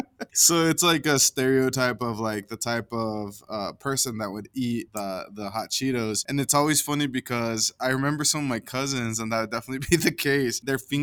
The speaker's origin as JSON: {"language": "English", "town": "Caldwell", "region": "Idaho", "country": "United States", "tie": "born or raised there", "said": "when I was growing up, I talked to you about living in the migrant camp in Caldwell."}